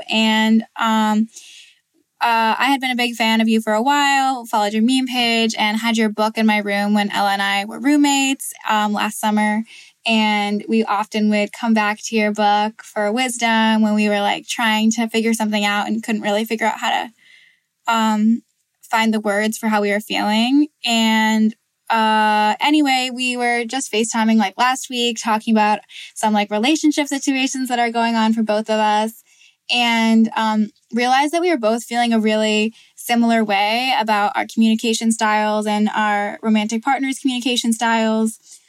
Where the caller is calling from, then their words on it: Vermont, United States; I'm calling in from Vermont